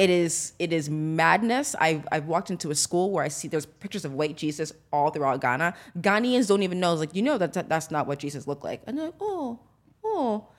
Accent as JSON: {"language": "English", "country": "United States", "tie": "born or raised there", "said": "growing up in America, in corporate America"}